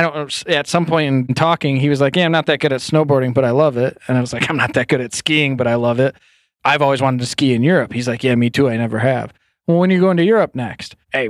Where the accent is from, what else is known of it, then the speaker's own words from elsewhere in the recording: United States; We really got to know each other in Austria. And we're both from the States.